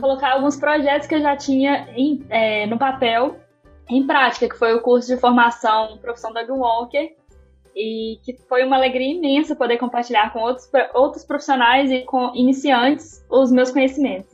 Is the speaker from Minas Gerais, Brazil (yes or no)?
yes; Belo Horizonte, Minas Gerais, Brazil; sou aqui de Belo Horizonte também, como a Carol